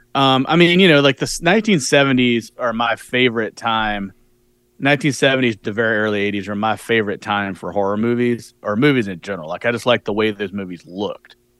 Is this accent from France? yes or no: no; United States; as an American